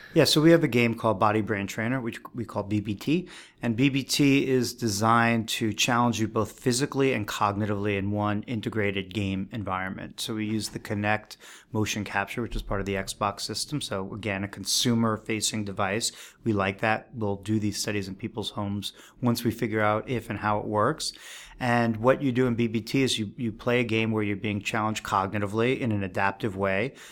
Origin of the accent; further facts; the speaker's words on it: New York City, New York, United States; I grew up on the East Coast. I grew up in New York City